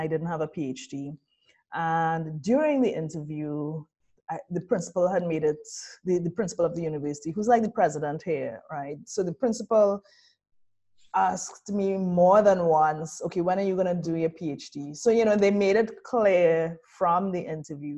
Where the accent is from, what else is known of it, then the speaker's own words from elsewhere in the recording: Trinidad & Tobago; moved away as an adult; also born or lived in Brazil; now in New Orleans, United States; I'm from Trinidad. I am from an Afro-Trinidadian family